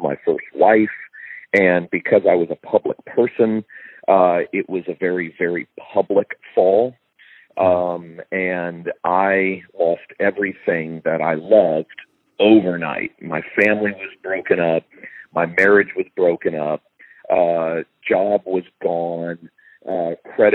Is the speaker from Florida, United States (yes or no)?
yes; Fort Lauderdale, Florida, United States; moved away as an adult; also born or lived in Tennessee; I moved back home to South Florida. I'm from Fort Lauderdale